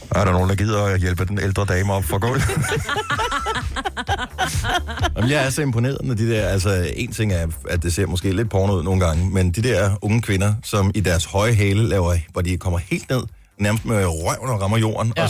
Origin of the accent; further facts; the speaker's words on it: Funen, Southern Denmark, Denmark; nu er jeg jo i Fynbo